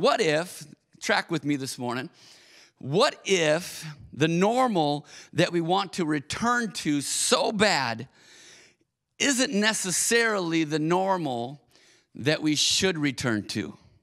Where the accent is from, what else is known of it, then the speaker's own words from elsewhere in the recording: Auburn Hills, Michigan, United States; also born or lived in Minneapolis, Minnesota; I grew up in Auburn Hills, Michigan